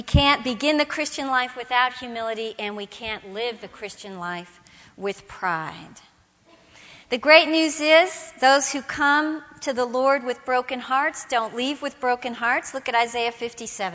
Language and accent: English; United States; I'm a Protestant and I'm an American